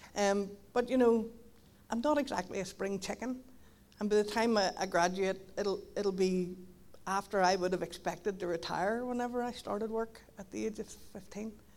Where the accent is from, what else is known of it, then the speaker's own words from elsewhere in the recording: Donaghadee, Northern Ireland, United Kingdom; moved away as an adult; now in Carrickfergus, United Kingdom; I'm from Donaghadee, but I, I moved to Carrick thirteen years ago